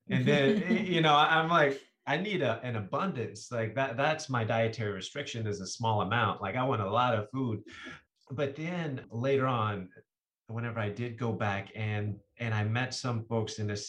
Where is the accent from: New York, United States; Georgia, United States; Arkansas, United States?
Arkansas, United States; moved away; also born or lived in South Korea; me as Asian American here was representing for the taste of Arkansas, even though I grew up there